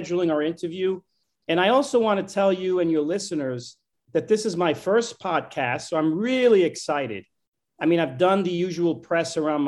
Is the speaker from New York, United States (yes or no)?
yes; New York City, New York, United States; I was born and raised in New York City.